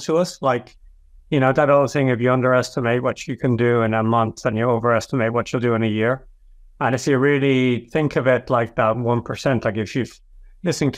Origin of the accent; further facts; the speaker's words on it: Ireland; you and I being Irish